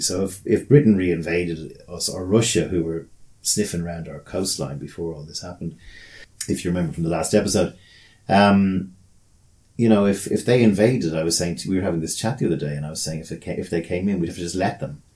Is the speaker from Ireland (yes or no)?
yes; Ireland; as Irish people